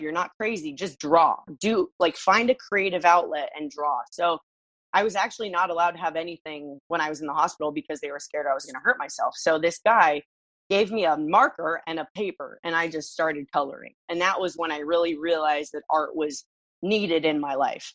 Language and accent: English; Los Angeles, California, United States; moved away as an adult; also born or lived in Santa Monica, California / Reseda, California; now in Miami, United States; I was born in Santa Monica, California. I was raised in Los Angeles